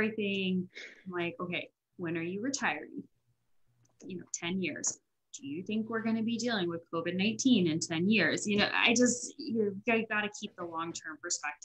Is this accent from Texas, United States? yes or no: no; Florida, United States; I grew up in Florida